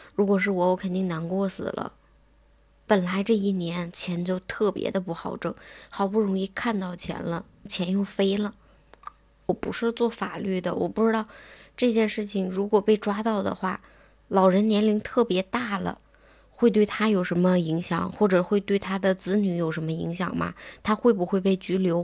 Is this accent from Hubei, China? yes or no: no; Tangshan, Hebei, China; 我们唐山这边儿现在白菜也就八毛钱一斤